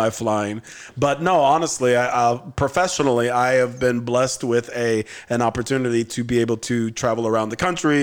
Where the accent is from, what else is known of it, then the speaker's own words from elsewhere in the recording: California, United States; moved away as an adult; also born or lived in South Florida; now in Miami, United States; my home state of California